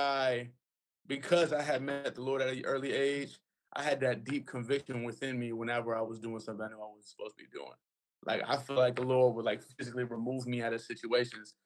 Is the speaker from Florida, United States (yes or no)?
yes; Broward, Florida, United States; also born or lived in Miami, Florida; I was raised here in Broward, a rough neighborhood